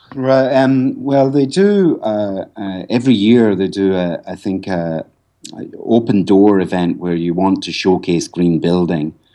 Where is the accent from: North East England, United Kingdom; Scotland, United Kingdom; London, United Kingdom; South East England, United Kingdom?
Scotland, United Kingdom; moved away as an adult; also born or lived in Ireland; now in Cloughjordan, Ireland; I'm actually, I'm not Irish. I'm actually Scottish.